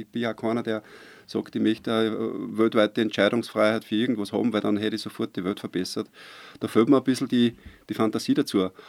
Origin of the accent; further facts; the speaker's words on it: Waidhofen an der Ybbs, Lower Austria, Austria; born there; Ich bin gebürtig aus Weidhofen an der Ibs, bin gebürtiger Niederösterreicher, aber natürlich mittlerweile ist das Seerland meine Heimat, überhaupt keine Frage.